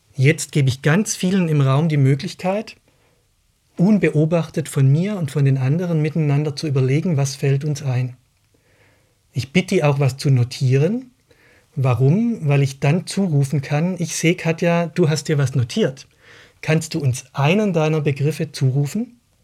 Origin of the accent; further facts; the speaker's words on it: Baden-Württemberg, Germany; now in Berlin, Germany; Ich bin an einer Modellschule in Baden-Württemberg aufgewachsen